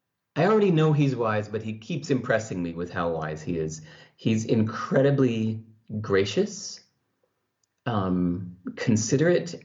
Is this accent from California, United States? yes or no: yes; California, United States; the culture I grew up in California